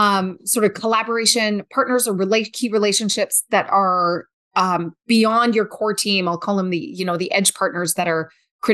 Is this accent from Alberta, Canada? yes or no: yes; Alberta, Canada; Being Canadian and being Albertan, right?